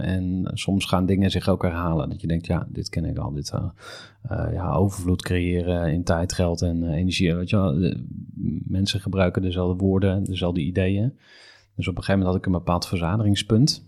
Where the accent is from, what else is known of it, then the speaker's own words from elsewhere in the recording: Utrecht, Netherlands; ik kom uit Utrecht